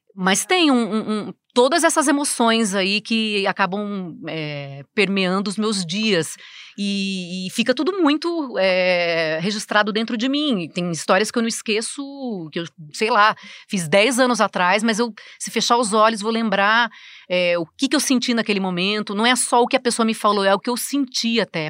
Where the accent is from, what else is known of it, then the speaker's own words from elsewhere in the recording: Americana, São Paulo, Brazil; moved away as an adult; now in São Paulo, Brazil; eu nasci no interior, né, em Americana, numa cidade que 120 mil habitantes